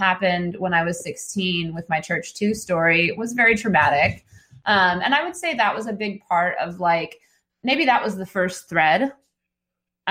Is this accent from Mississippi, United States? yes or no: no; Nashville, Tennessee, United States; a very small, very gay Episcopalian congregation here in my hometown of Nashville